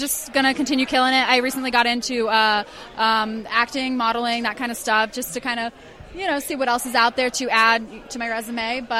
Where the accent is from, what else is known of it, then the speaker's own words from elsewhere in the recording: Ocala, Florida, United States; also born or lived in St. Louis, Missouri / Orlando, Florida; Ocala, Florida, my hometown, and then out in St. Louis, Missouri, where I got my start. I trained for a couple months out there, eventually moved to back to Central Florida, moved to Orlando, Florida